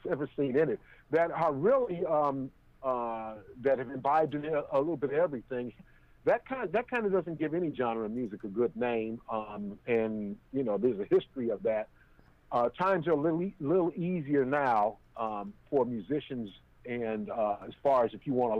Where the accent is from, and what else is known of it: Chicago, Illinois, United States; born or raised there; also born or lived in Oakland, California